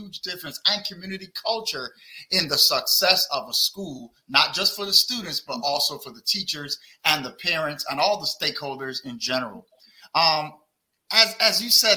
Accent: Barbados; moved away; also born or lived in Brooklyn, New York; I'm from Barbados, not Barbuda, but Barbados

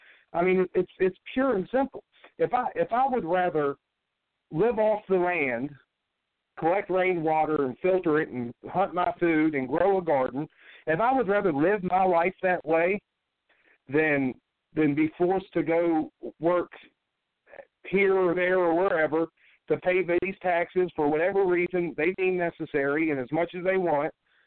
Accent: California, United States; born there; but I was born in the Pendleton Hospital.

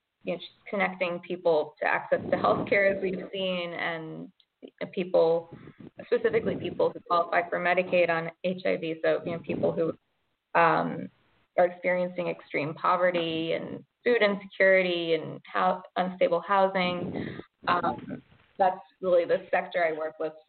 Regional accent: Georgia, United States; moved away as an adult; also born or lived in upstate New York; now in Brooklyn, United States; I grew up in Georgia and I was born in upstate New York

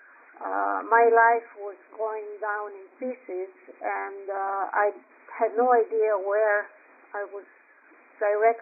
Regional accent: Athens, Attica, Greece; English is a second language; moved away as an adult; also born or lived in Montreal, Canada; now in Florida, United States; I was born and raised in Athens in Greece

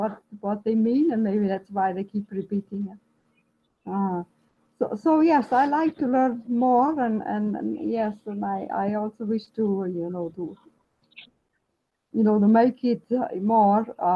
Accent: Austria; now in Victoria, Canada; I grew up in Austria, and so I still have a bit of an accent

